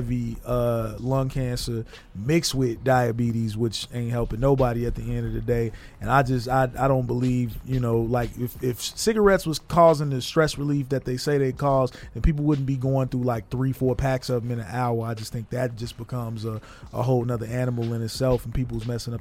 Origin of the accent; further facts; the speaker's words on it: Chicago, Illinois, United States; I'm from Chicago.